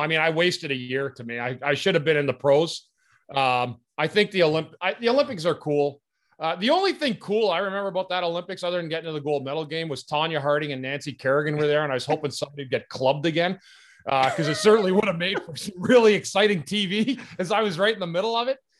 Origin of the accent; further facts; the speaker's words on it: Ottawa, Ontario, Canada; I grew up in Ottawa